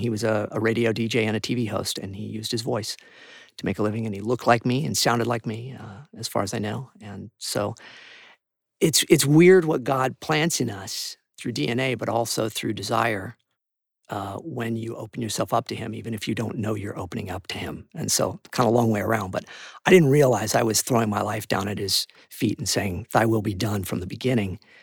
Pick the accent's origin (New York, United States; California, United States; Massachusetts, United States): California, United States; Santa Barbara; I moved back home to Santa Barbara, which is where I was born and raised